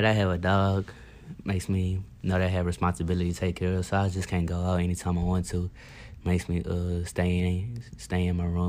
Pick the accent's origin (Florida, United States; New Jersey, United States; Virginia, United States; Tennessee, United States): Tennessee, United States; Memphis; moved away as an adult; Memphis, Tennessee.